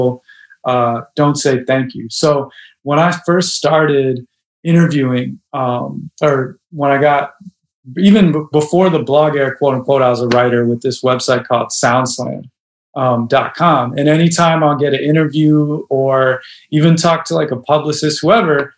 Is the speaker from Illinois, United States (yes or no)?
yes; Chicago, Illinois, United States; I grew up in Hyde Park and then now live in Humble Park